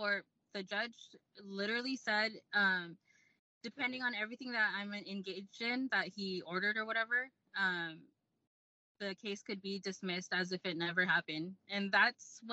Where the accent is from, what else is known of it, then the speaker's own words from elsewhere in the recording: Lakewood, California, United States; moved away; we're from Lakewood, California